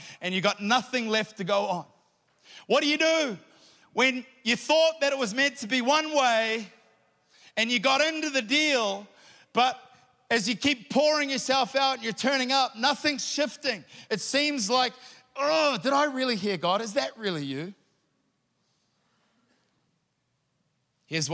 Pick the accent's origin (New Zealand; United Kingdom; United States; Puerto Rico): New Zealand; I'm a Kiwi